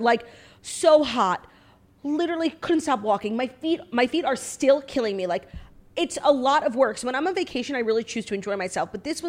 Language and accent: English; United States; I'm a proud American.